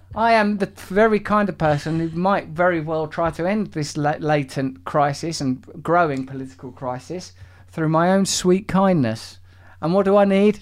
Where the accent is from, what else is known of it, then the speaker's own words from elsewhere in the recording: United Kingdom; I'm British.